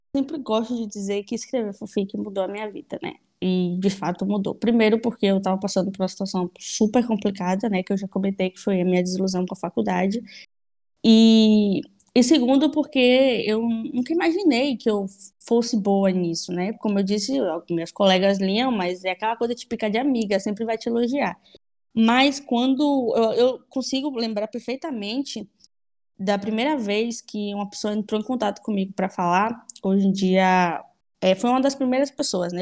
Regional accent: Salvador, Bahia, Brazil; also born or lived in Madrid; tenho 27 anos, sou de Salvador, Bahia, sou jornalista

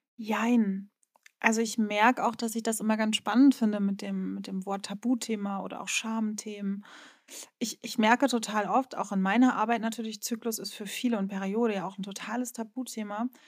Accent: Rostock, Mecklenburg-Vorpommern, Germany; accent: Norddeutsche; moved away as an adult; also born or lived in Berlin; meine Heimatstadt Rostock

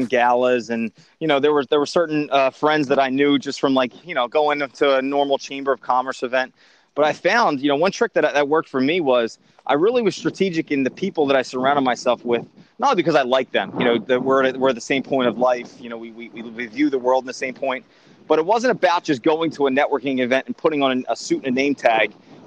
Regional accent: Philadelphia, Pennsylvania, United States; I grew up in Northeast Philadelphia of humble means

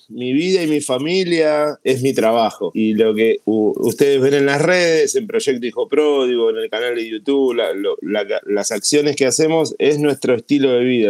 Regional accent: Argentina; soy argentino

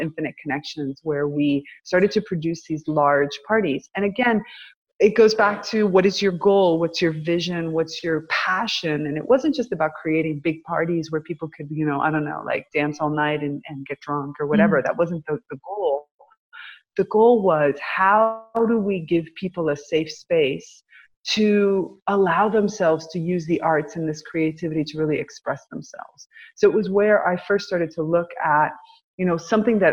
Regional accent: United States; moved away; So I came back to my hometown

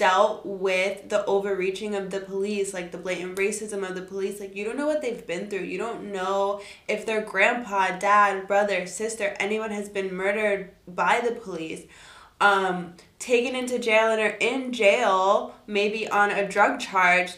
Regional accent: South Florida, United States; growing up in South Florida

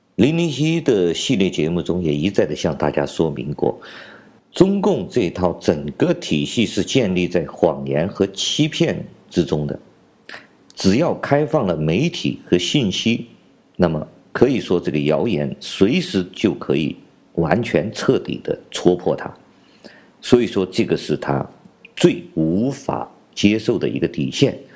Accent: China; 我们中国人

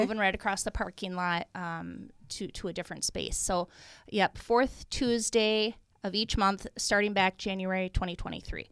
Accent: Iowa, United States; moved away as an adult; now in Minnesota, United States; I'm from Iowa originally, but I've been in Minnesota and a resident of Minnesota much longer than I was an Iowan

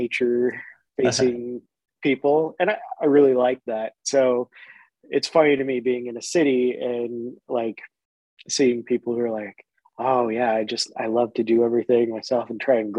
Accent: Oregon, United States; moved away; since I grew up in such a small town

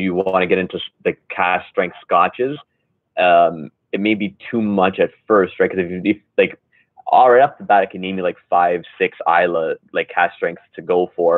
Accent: Canada; as a Canadian

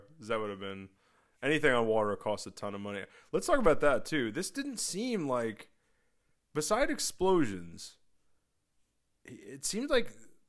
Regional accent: the North, Northern United States, United States; I'm from the North and I have a Yankee, you know, outlook.

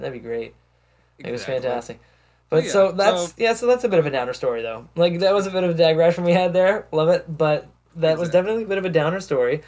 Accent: Canada; I'm a Canadian.

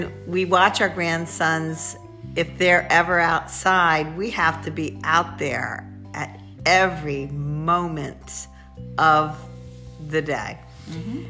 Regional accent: Randallstown, Maryland, United States; we grew up in Randallstown, Maryland.

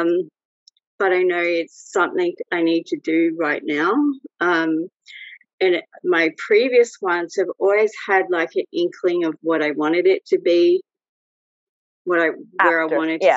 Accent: Australia; also born or lived in Brazil; I'm Australian. I'm living in Sydney

